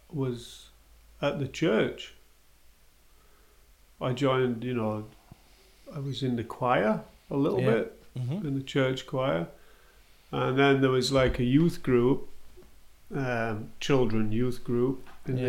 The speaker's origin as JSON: {"language": "English", "town": "Bradford", "region": "Yorkshire and the Humber", "country": "United Kingdom", "tie": "born or raised there", "moved": "yes", "lives_now": "Cologne, Germany", "said": "I grew up in Bradford, which is maybe 60 kilometres from Manchester. It's another town in Yorkshire called Bradford, near Leeds"}